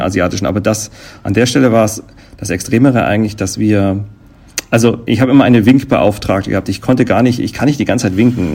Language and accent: German; Germany; bei uns in Deutschland